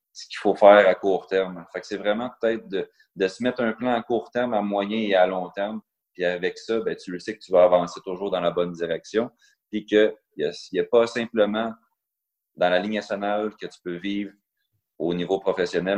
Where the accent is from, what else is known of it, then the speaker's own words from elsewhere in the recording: Beloeil, Quebec, Canada; quand j'étais jeune, j'étais à Belœil, j'étais au niveau Pee-Wee Bantam